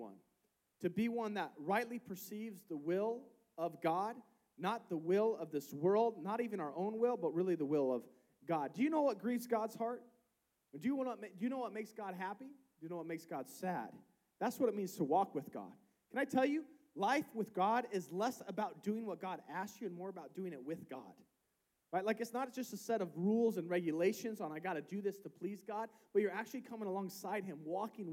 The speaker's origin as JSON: {"language": "English", "country": "United States", "said": "We grew up in the United States."}